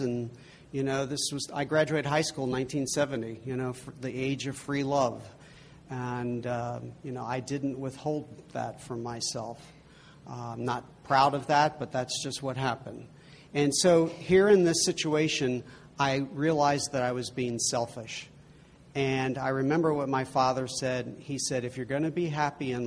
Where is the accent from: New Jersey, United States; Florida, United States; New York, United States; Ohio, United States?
Ohio, United States; Cincinnati; moved away; I grew up in Cincinnati, Ohio, and that's where Xavier University is